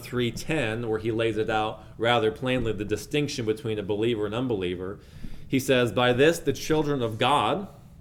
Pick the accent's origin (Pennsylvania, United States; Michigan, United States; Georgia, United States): Pennsylvania, United States; outside of Pittsburgh; when I was a little boy, I was growing up outside of Pittsburgh, Pennsylvania in the early 2000s